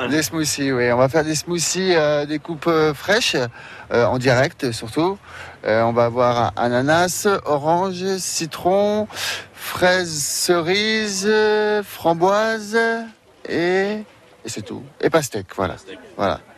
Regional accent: Normandy, France; moved away as an adult; now in Tarbes, France; Je suis normand, moi, à l'origine.

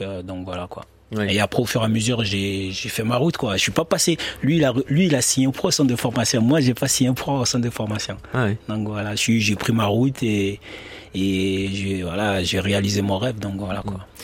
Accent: Bordeaux, Nouvelle-Aquitaine, France; born or raised there; now in Besançon, France

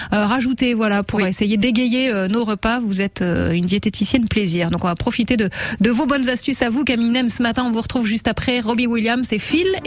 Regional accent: Nice, Provence-Alpes-Côte d'Azur, France; je viens de Nice.

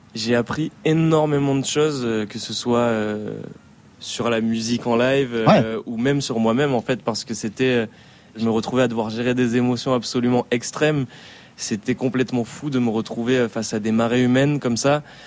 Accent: Rion-des-Landes, Nouvelle-Aquitaine, France; also born or lived in Dax; je suis né à Dax, dans le sud-ouest de la France, et j'ai grandi à Rion-des-Landes, un petit village euh, dans les Landes

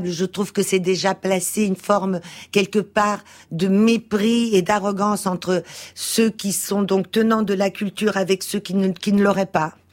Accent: Portugal; born there; moved away; Je suis née au Portugal. Je suis une immigrée mmh. portugaise avec aussi ce que ça veut dire d'une famille de de 68 arts

